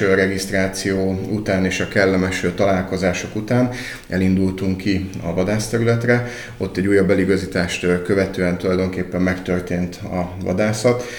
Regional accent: Alsónyék, Tolna, Hungary; Alsónyék egy nagyon szép kis település, képviselő választókerületében egyébként a szülőfalum

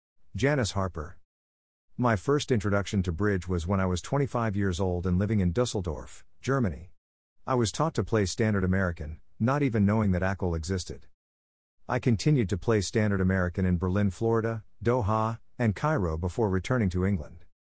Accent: New Delhi, Delhi, India; My background is that I come from New Delhi.

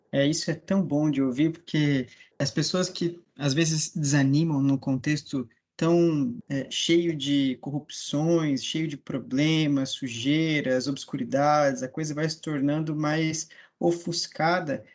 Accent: Mato Grosso do Sul, Brazil; now in Florianópolis, Brazil; eu sou natural do Mato Grosso do Sul, hoje moro em Florianópolis.

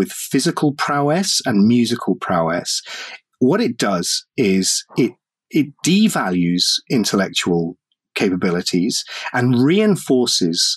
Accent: United Kingdom; I'm European, because I'm British

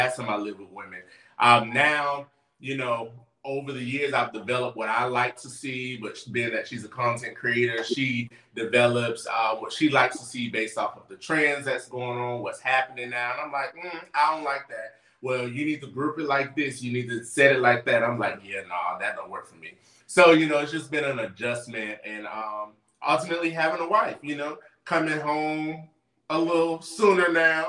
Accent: Pompano Beach, Florida, United States; also born or lived in Fort Lauderdale, Florida; I'm originally from Fort Lauderdale, Florida. Spent the bulk of my life in Pompano

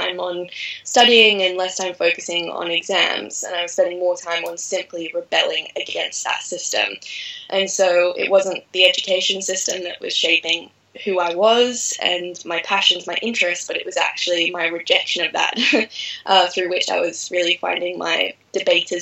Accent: Australia; moved away; also born or lived in Bali, Indonesia / France; I was fortunate enough to grow up in rural Australia, right on the coast

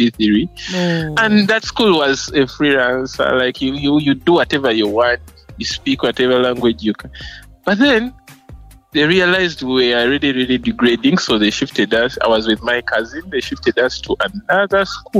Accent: Mukono, Central Region, Uganda; I actually grew up more with my grandparents in Mukono.

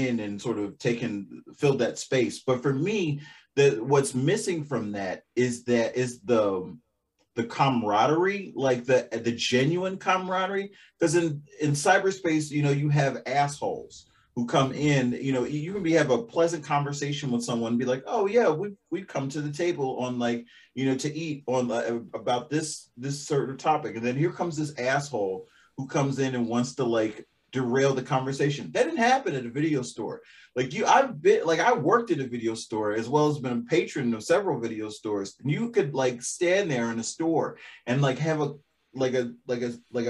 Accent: Baltimore, Maryland, United States; I'm a city kid because I grew up in Baltimore

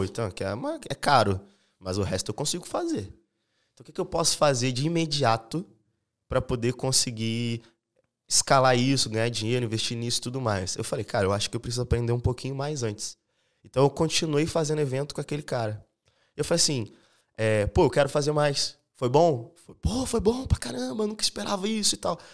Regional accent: São Gonçalo, Rio de Janeiro, Brazil; also born or lived in Niterói; now in Florianópolis, Brazil; Eu sou lá do Rio de Janeiro, de Niterói. E, cara, eu morei a vida inteira em São Gonçalo

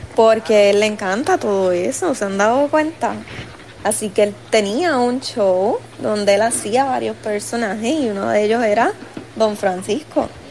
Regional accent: Puerto Rico; soy puertorriqueña

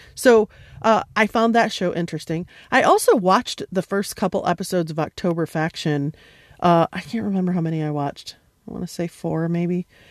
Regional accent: United States; an American who grew up upper middle class

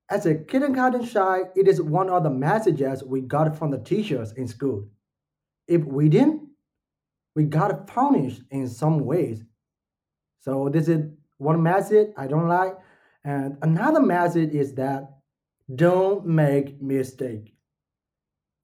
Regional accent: Myanmar; now in Malaysia; I'm not from Malaysia. I'm from Myanmar

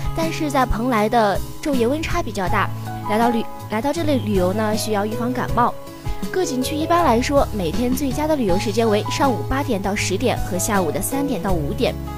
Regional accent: Xinjiang, China; moved away as an adult; now in Wuhan, China; 像咱们的家乡，新疆那边

